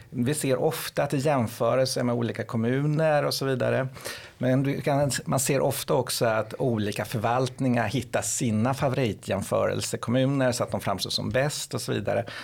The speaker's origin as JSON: {"language": "Swedish", "town": "Lidingö", "region": "Stockholm County", "country": "Sweden", "said": "nu kommer jag från Lidingö, vi såg att många områden vi har ju sänkt skatten en hel"}